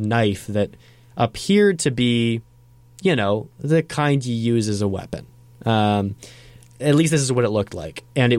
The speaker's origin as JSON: {"language": "English", "town": "Brooklyn", "region": "New York", "country": "United States", "tie": "born or raised there", "said": "I grew up in Brooklyn, and a pretty quote unquote safe neighborhood."}